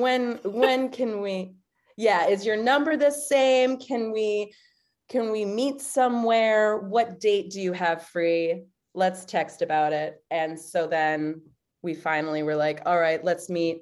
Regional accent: East Coast, United States; now in Chicago, United States; I'm from the East Coast

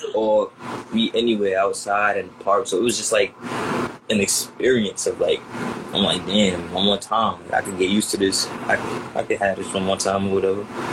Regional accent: New York City, New York, United States; I'm from Queens

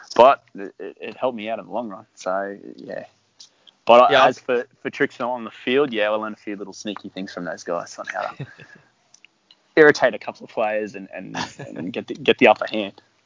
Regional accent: Brisbane, Queensland, Australia; I'm from Brizzy, so yeah, we were all from Brizzy

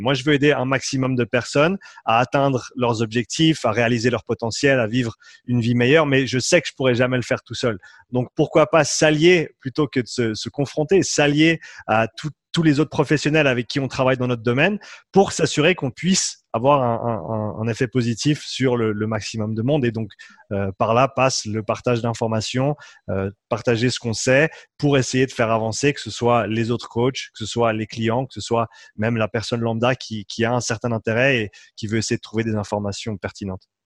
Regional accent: Switzerland; Je suis suisse. Moitié suisse, moitié irlandais.

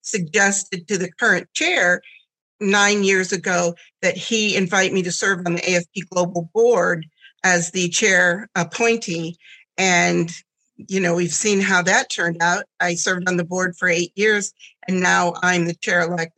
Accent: Southwest Michigan, United States; born or raised there; first language German; English is a second language; also born or lived in Germany

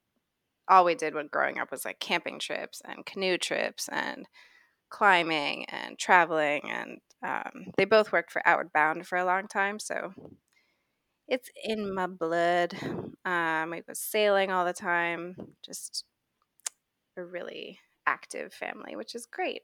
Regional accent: Boston, Massachusetts, United States; moved away as an adult; also born or lived in Santa Fe, New Mexico / Maine; now in Los Angeles, United States; born in Santa Fe and then grew up between Boston and Maine and then moved

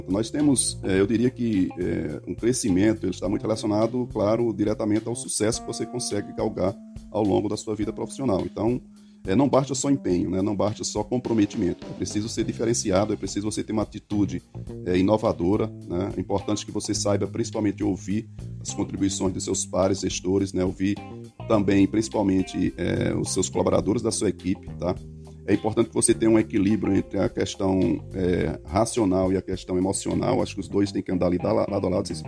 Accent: Bahia, Brazil; moved away as an adult; now in Ceará, Brazil; Eu sou baiano, voltei aqui para o Ceará, tá? Estou aqui há quase 22 anos.

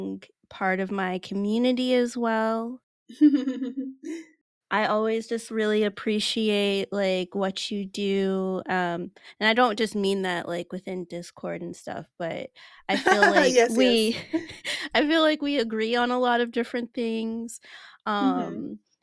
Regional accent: Nigeria; It's a Nigerian name

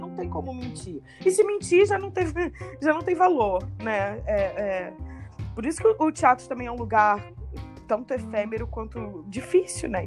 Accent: Paraíba do Sul, Rio de Janeiro, Brazil; now in Rio de Janeiro, Brazil; eu vivi a minha infância lá em Paraíba do Sul

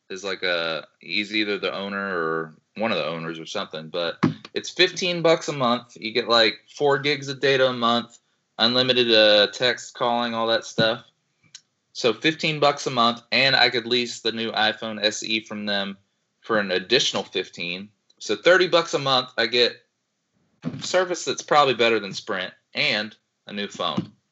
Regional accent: Ukraine; also born or lived in Slovakia; now in United States; So I grew up in Ukraine.

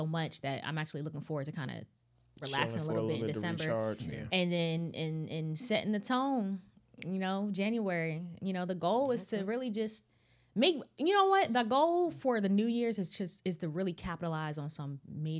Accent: Northern Virginia, United States; also born or lived in California; that's actually in my hometown.

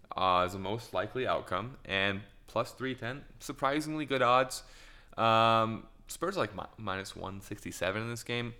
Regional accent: United States; as an American

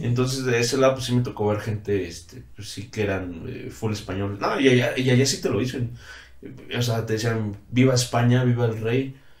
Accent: Mexico; also born or lived in Santander, Spain / Brazil; yo como mexicano quisiera hacerlo en mi país

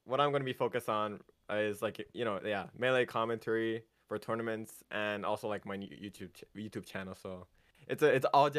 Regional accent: United Kingdom; They have to remember that I'm actually British sometimes.

